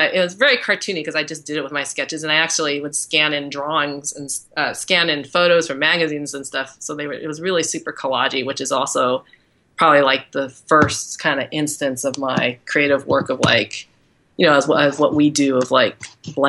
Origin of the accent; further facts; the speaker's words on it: Agoura Hills, California, United States; moved away as an adult; also born or lived in East Coast; now in Los Angeles, United States; I'm an LA girl. I grew up in Agora Hills. So I'm from Southern California